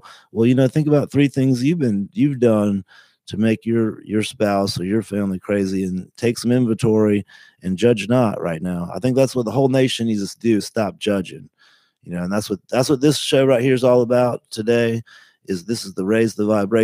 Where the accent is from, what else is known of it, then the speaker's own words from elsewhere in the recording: United States; We're really American